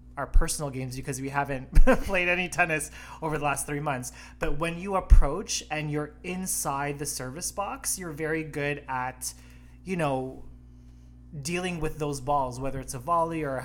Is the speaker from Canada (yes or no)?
yes; Canada; we are Canadians